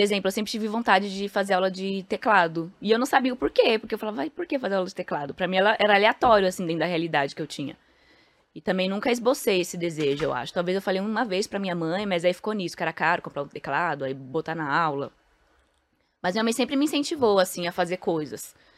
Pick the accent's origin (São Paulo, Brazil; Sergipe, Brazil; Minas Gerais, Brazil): São Paulo, Brazil; o prédio em frente ao Pombas Urbanas é onde eu fui criada